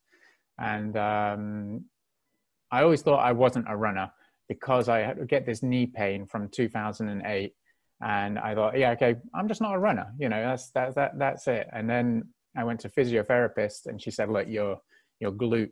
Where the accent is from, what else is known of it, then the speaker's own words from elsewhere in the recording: England, United Kingdom; I'm from England, from Great Britain, and there's a lot of team sports, you know, rugby, cricket, football. And so I grew up doing a lot of them